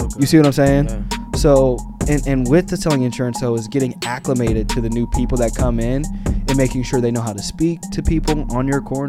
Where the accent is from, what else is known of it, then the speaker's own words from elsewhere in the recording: Arkansas, United States; also born or lived in Pennsylvania; So, I mean, probably not too many places, but between Arkansas and Pennsylvania, I was back and forth between two different locations.